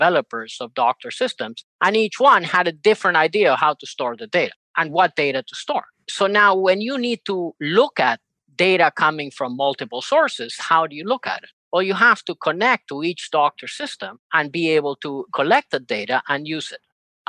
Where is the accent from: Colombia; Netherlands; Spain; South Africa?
Spain; also born or lived in Uruguay / United States; now in Argentina; I was born in Uruguay, South America, raised in Spain, educated in the US, lived most of my life in Argentina, working in various fields in technology.